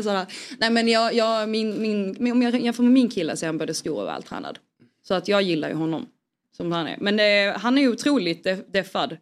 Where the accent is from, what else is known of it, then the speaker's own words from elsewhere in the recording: Skåne, Sweden; jag är ju skåning